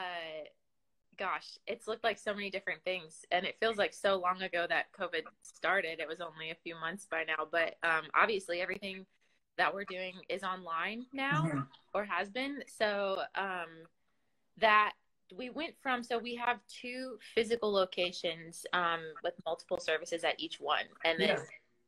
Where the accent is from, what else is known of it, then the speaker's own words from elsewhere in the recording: Minnesota, United States; moved away as an adult; now in Nashville, United States; I'm originally from Minnesota, a small town. Well, it's not super small, but it's a town south of Minneapolis.